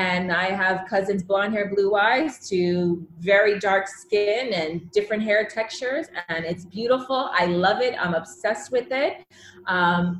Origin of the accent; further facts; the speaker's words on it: Fort Lauderdale, Florida, United States; I grew up in South Florida, Fort Lauderdale.